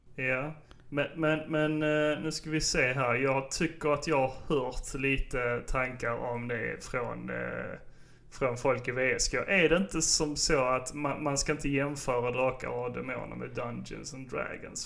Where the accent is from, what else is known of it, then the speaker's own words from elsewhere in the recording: Sjöbo, Skåne, Sweden; Vi har en skidback i Sjöbo där jag växte upp